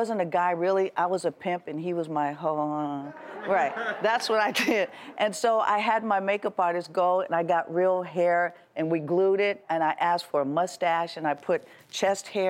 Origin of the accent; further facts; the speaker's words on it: Oakland, California, United States; growing up in the Bay Area, in Oakland, San Francisco, it's just like everyone was from there